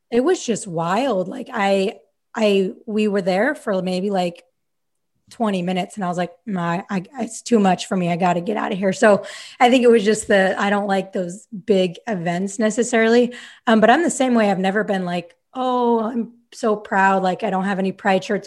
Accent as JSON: {"language": "English", "region": "Utah", "country": "United States", "tie": "born or raised there", "moved": "as an adult", "lives_now": "Sacramento, United States", "said": "I grew up in Utah. Like, my whole, whole life I lived in Utah until now, I live in Sacramento"}